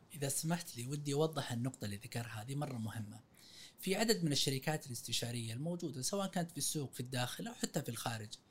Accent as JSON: {"language": "Arabic", "country": "Saudi Arabia", "said": "احنا سعوديين"}